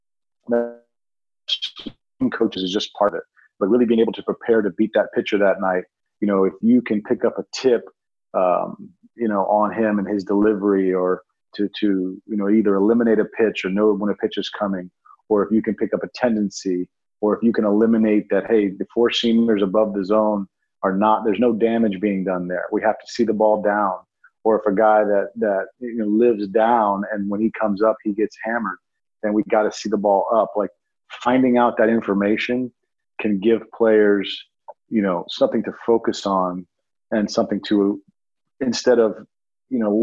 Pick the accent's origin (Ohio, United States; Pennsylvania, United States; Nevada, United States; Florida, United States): Florida, United States; Miami; I grew up in Miami